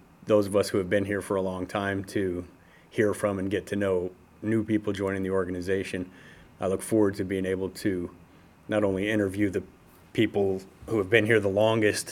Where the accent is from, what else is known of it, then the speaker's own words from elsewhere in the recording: Detroit, Michigan, United States; moved away as an adult; also born or lived in Las Vegas, Nevada; now in Lancaster, United States; I grew up in Detroit, started plumbing there when I was a teenager. At around 24 years old, I moved to Las Vegas